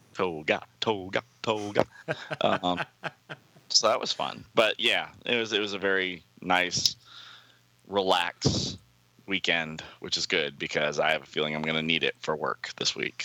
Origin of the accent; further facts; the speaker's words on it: the American South, United States; a Southerner